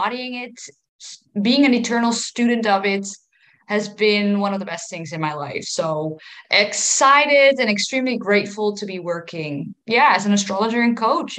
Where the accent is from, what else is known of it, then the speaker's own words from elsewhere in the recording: Netherlands; 31. I'm from the Netherlands